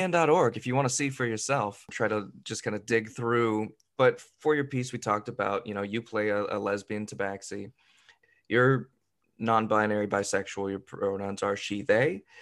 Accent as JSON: {"language": "English", "area": "near Santa Cruz and San Jose", "region": "Northern California", "country": "United States", "moved": "yes", "lives_now": "Seattle, United States", "said": "I'm from Northern California. I'm from a near Santa Cruz, but not in Santa Cruz, near San Jose, but not in San Jose"}